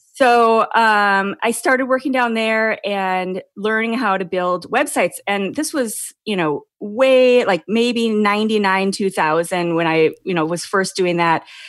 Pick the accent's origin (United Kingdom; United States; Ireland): United States; Minnesota; moved away as an adult; now in California, United States; I live in California and I've been, I grew up in Minnesota